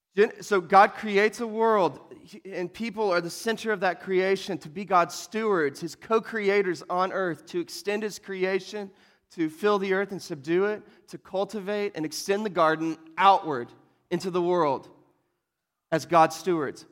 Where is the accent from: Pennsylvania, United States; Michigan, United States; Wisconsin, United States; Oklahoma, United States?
Oklahoma, United States; We're from Oklahoma